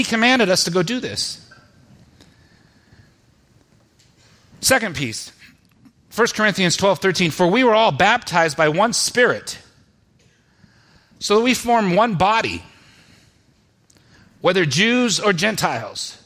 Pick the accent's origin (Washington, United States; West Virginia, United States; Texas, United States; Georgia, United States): Washington, United States; Spokane; we went to a Christian church, and ended up with some Christian churches in Spokane